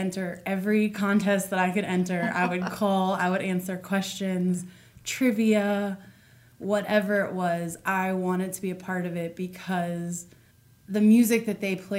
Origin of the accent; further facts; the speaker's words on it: Broadway, Virginia, United States; moved away as an adult; also born or lived in New Jersey; now in Shenandoah Valley, United States; I grew up in Folks Run and was raised pretty much in Broadway, graduated from Broadway High School.